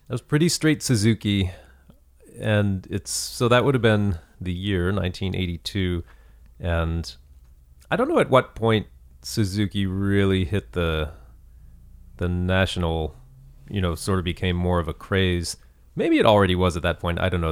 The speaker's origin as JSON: {"language": "English", "town": "Lexington", "region": "Kentucky", "country": "United States", "tie": "born or raised there", "moved": "yes", "said": "I'm from Kentucky originally, Lexington, Kentucky"}